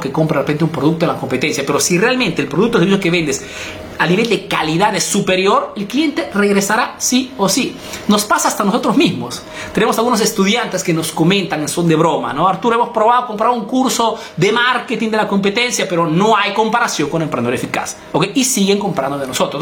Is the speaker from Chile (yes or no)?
no; Peru; now in Italy